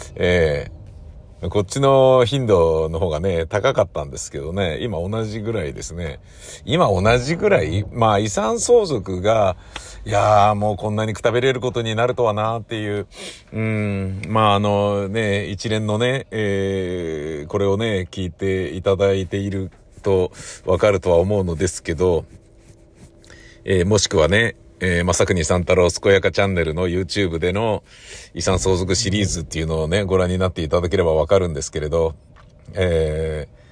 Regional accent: Tokyo, Japan; 自分が生まれ育った家

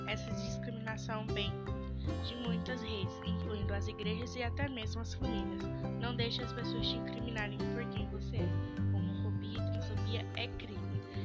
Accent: Palmas, Tocantins, Brazil; sou de Palmas, Tocantins

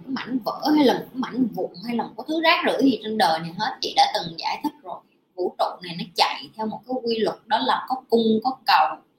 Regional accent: Vietnam; also born or lived in Ho Chi Minh City

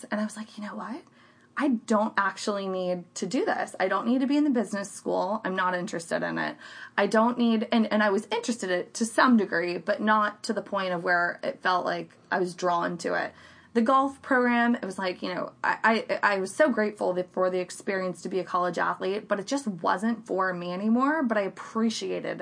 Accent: Central Florida, United States; also born or lived in Miami; I grew up in the Central Florida area and, basically grew up, went to Lake Brantley High School

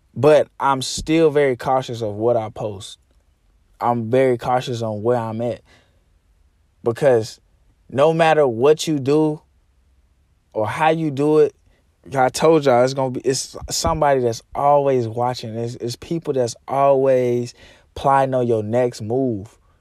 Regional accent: Arkansas, United States; moved away as an adult; now in Texas, United States; Comfort zone is Arkansas. That's why I moved to Texas

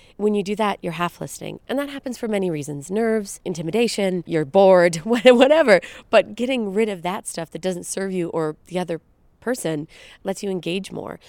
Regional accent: Brampton, Ontario, Canada; now in Toronto, Canada; I'm an actress and writer and producer, hailing from Brampton, Ontario, just outside of Toronto

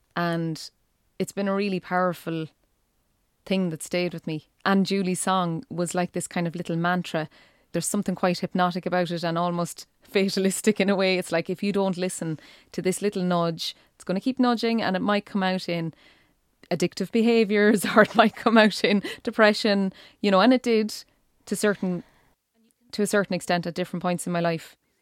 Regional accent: East Galway, Connacht, Ireland; moved away as an adult; now in County Clare, Ireland; I'm from East Galway

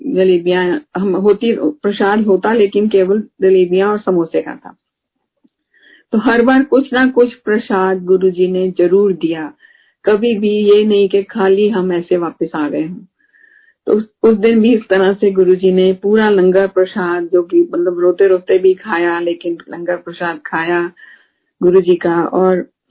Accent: Delhi, India; moved away; हम दिल्ली से हैं

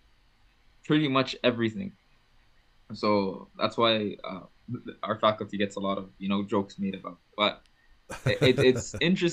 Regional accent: Libya; moved away as an adult; also born or lived in Malaysia; now in Alberta, Canada; I was born and raised in North Africa, in Libya

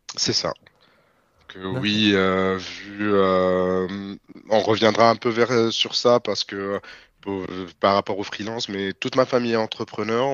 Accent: Tunis, Tunis Governorate, Tunisia; moved away as an adult; now in France; Je suis né à Tunis, j'ai grandi à Tunis et je suis venu en France en 2018

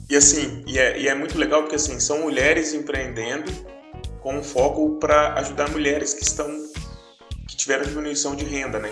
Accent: Carmo do Paranaíba, Minas Gerais, Brazil; moved away; also born or lived in Uberlândia; eu falo que sou de Carmo do Paranaíba

